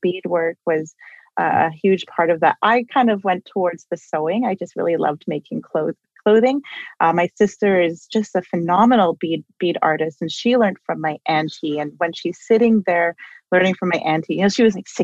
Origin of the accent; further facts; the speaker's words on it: Toronto, Ontario, Canada; I grew up in Toronto. I was born and raised here.